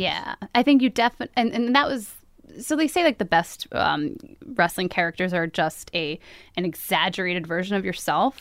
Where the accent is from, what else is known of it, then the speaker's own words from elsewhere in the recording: Hudson County, northern New Jersey, United States; now in Jersey City, United States; we lived in New Jersey, sort of all over New Jersey